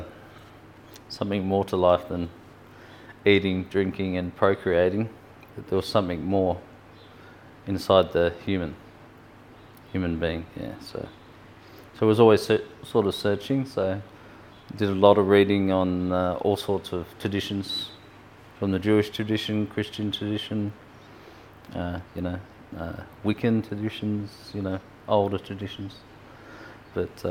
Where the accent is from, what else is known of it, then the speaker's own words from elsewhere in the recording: Hobart, Tasmania, Australia; moved away as an adult; also born or lived in Sydney; now in Broken Hill, Australia; I was born in Hobart in Tasmania, and it's normal life, you know, normal Aussie life. Played football in winter, cricket in summer. Did the normal things, went to Taruna High School in the 80s, which is a high school on the beach in Hobart